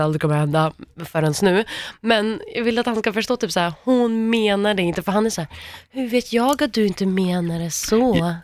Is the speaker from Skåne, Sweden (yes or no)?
no; Värmland, Sweden; samma ställe som jag kommer ifrån, Värmland.